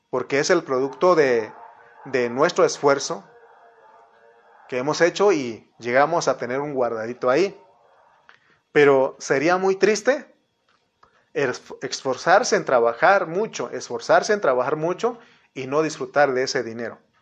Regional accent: Mexico; como buenos mexicanos

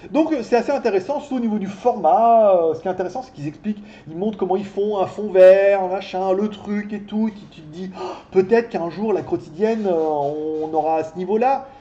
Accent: France; also born or lived in China; now in Thailand; je suis français

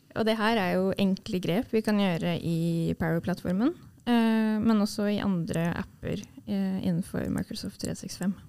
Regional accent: Sarpsborg, Østfold, Norway; jeg er fra Sarpsborg

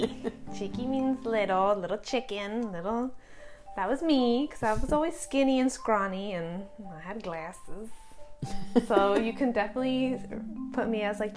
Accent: Silver Spring, Maryland, United States; I was born and raised in Maryland my whole entire life.

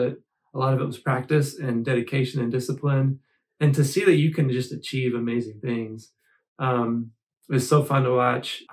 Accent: Michigan, United States; I grew up in Michigan

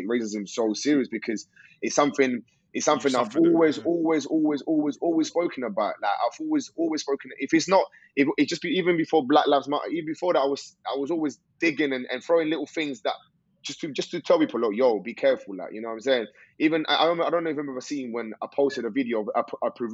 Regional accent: London, United Kingdom; also born or lived in Colombia; growing up in East London

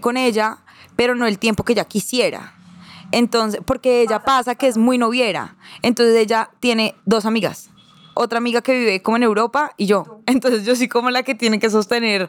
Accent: Girardot, Cundinamarca, Colombia; yo crecí en, un condominio en Girardot

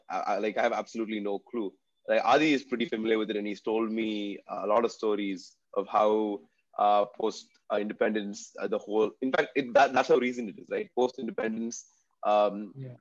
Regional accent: Bangalore, Karnataka, India; also born or lived in Tamil Nadu; I grew up in Bangalore, but I'm from Tamil Nadu

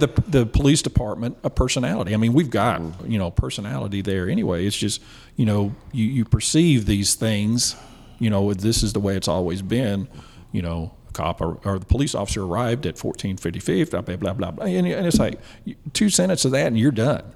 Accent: Bonham, Texas, United States; moved away as an adult; also born or lived in Greenville, Texas / Commerce, Texas; now in Texarkana, United States; I was born in Bonham, Texas, and uh, we moved around a little bit. I wound up in Greenville and until I uh, was in the seventh grade. Uh, moved back to Bonham and, and I lived there until graduated high school in 83

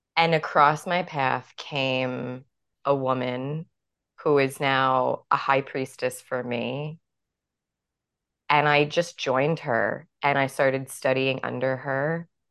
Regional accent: New York City, New York, United States; growing up in New York City

